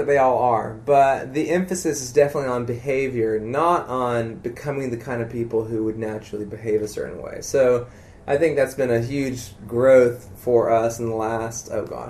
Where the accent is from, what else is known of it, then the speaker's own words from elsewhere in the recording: South Carolina, United States; South Carolina, yeah.